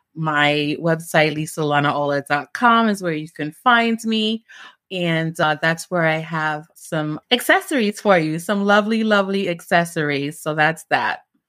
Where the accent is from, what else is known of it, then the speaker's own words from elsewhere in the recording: New York City, New York, United States; also born or lived in Jamaica; I migrated to New York when I was, like, four or five with my grandmother. So my grandmother raised me. And, um, grew up in East New York, Brooklyn